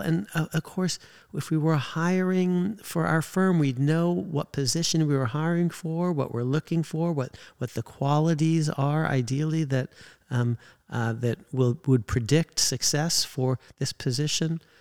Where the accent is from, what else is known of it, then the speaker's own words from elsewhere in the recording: California, United States; I grew up in California